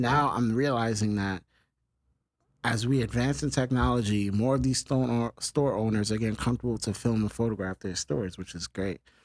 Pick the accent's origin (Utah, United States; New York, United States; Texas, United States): New York, United States; New York City; I'm from the Bronx